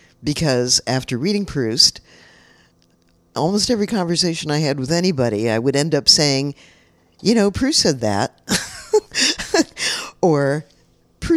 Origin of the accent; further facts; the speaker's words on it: San Francisco, California, United States; I grew up in San Francisco in a time when it was full of artists